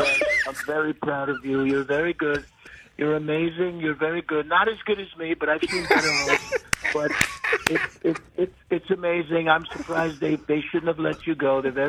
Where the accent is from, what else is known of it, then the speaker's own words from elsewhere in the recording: Cleveland, Ohio, United States; I'm going to tell you this right now. I'm from Cleveland.